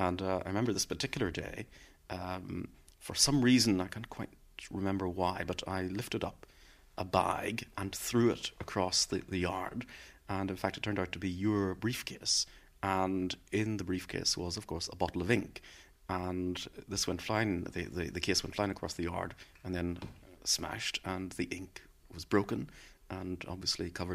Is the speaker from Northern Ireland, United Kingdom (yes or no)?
yes; Belfast, Northern Ireland, United Kingdom; I was from Turf Lodge